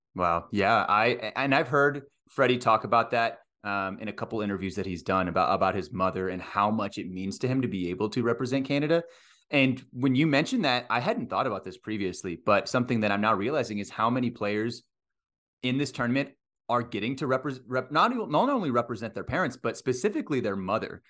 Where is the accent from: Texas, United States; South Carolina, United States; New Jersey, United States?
Texas, United States; I grew up in Texas, played baseball all the way through high school